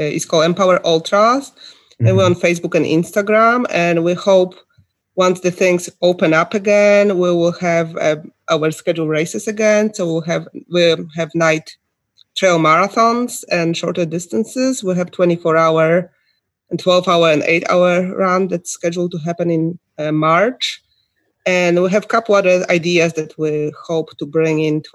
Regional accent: Ohio, United States; I'm from Ohio

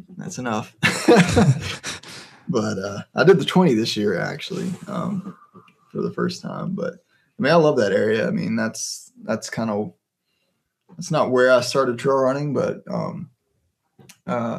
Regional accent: the Piedmont, North Carolina, United States; now in Morganton, United States; I grew up in the Piedmont

